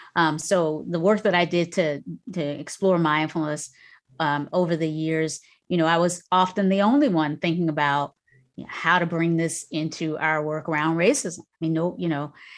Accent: North Carolina, United States; moved away; also born or lived in Virginia; that little house I grew up in North Carolina, grew up in in North Carolina or spent a lot of time in, raised with my grandmother

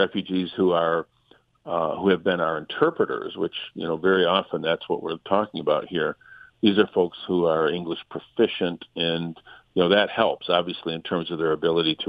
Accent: Flint, Michigan, United States; I represent Flint. I'm from Flint.

